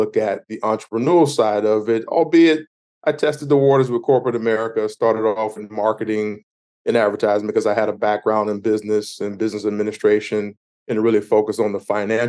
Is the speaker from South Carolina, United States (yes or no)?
yes; Myrtle Beach, South Carolina, United States; I grew up in Myrtle Beach, South Carolina.